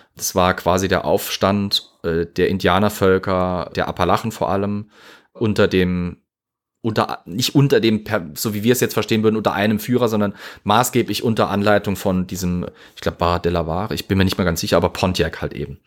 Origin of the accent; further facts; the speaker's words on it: Zweibrücken, Rhineland-Palatinate, Germany; meine Heimatstadt hat immer noch eine Städtepartnerschaft mit Yorktown